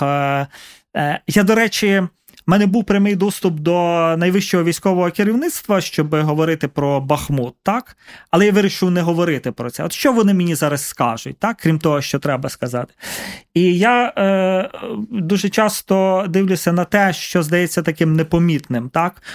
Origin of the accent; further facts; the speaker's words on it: Carpathians, Ukraine; now in Kyiv, Ukraine; я з Карпат